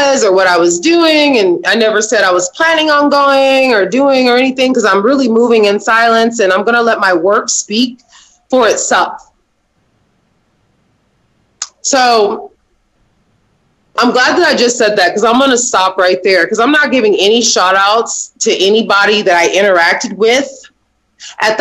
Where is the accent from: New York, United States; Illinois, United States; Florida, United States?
Illinois, United States; Champaign; Champaign. That's where I was born and raised